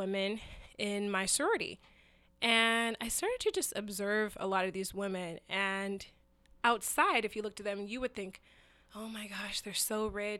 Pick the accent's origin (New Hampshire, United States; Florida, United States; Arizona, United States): Arizona, United States; So anyway, the story is that I got a scholarship to Arizona State University. So I grew up in Arizona.